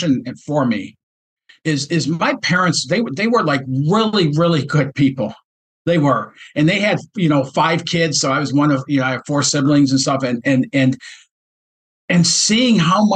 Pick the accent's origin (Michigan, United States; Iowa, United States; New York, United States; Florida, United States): Michigan, United States; Detroit; this kid from Detroit